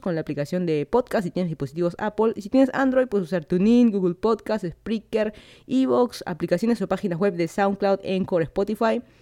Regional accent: Lima, Peru; moved away as an adult; now in Miami, United States; yo soy de Lima, Perú. Me mudé hace casi dos años de Lima hacia Miami para hacer mi maestría

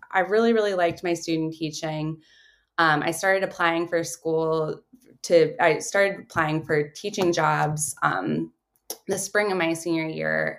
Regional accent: Baltimore, Maryland, United States; I grew up in Baltimore, Maryland.

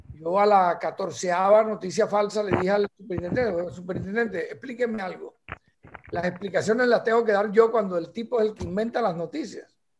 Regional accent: Barranquilla, Atlántico, Colombia; tenemos como la patria chiquita que es Barranquilla

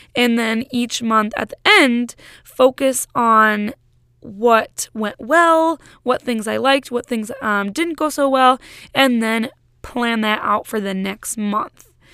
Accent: Massachusetts, United States; now in Michigan, United States; my siblings and I all live in Michigan, but my hometown is in Massachusetts

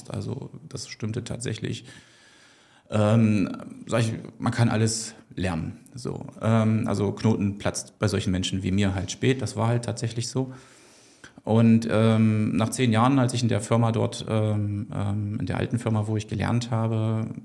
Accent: East Germany, Germany; ich bin, bin ich auch ein bisschen stolz drauf, ein Kind der DDR, also 1974 geboren.

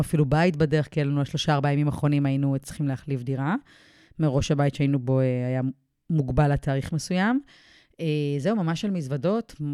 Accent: Israel; moved away as an adult; now in Mount Maunganui, New Zealand

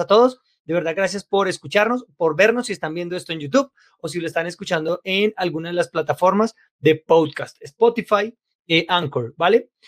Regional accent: Bogotá, Colombia; Yo nací en Colombia, en Bogotá

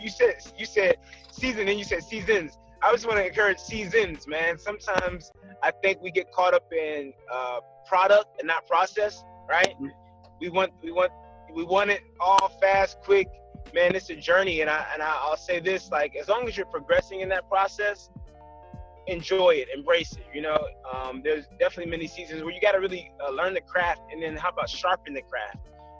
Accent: Detroit, Michigan, United States; also born or lived in Kentucky / Indianapolis / Germany; I am originally from Detroit, Michigan, and I'm an Army brat, so I lived a lot of different places, from Kentucky to Indianapolis to Germany

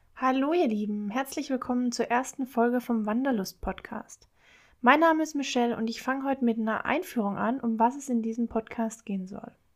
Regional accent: Baden-Württemberg, Germany; moved away as an adult; also born or lived in Bavaria / Palatinate, Rhineland-Palatinate; now in Rhineland-Palatinate, Germany; Ursprünglich komme ich aber eigentlich aus Bayern, aber bin in Baden-Württemberg aufgewachsen

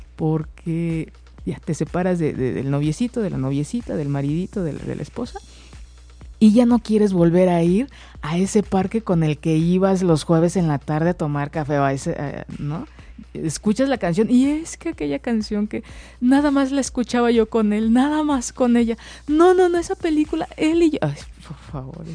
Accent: Mexico; nosotros como mexicanos

